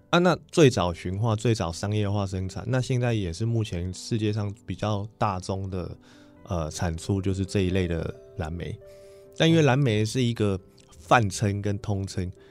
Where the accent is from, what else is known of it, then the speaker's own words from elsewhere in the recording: Bagua Mountain, Nantou County, Taiwan; 我本身在农村长大